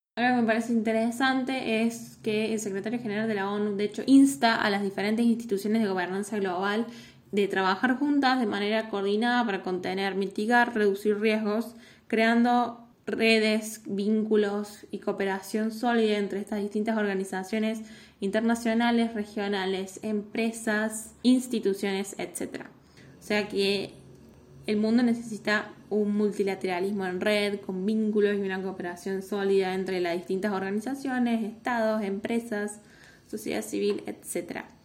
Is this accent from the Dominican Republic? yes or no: no; Argentina